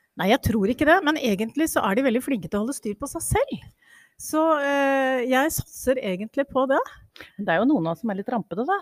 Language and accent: Norwegian; Buskerud, Norway; jeg kommer jo selv fra Buskerud